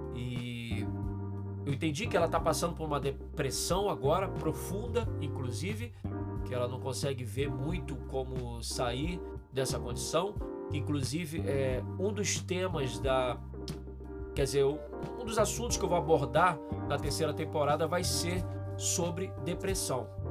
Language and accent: Portuguese; Brazil; eu nunca saí do Brasil